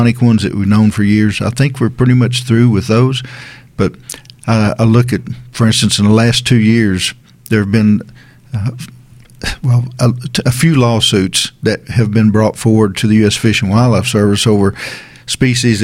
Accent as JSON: {"language": "English", "town": "Rogersville", "region": "Tennessee", "country": "United States", "tie": "born or raised there", "said": "I grew up in East Tennessee in Hawkins County around Rogersville."}